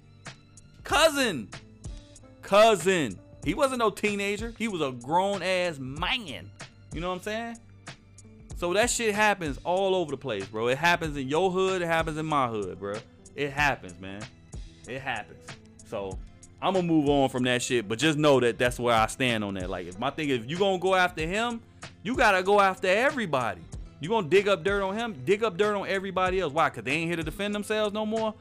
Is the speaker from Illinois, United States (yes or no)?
yes; Chicago, Illinois, United States; I'm from Chicago.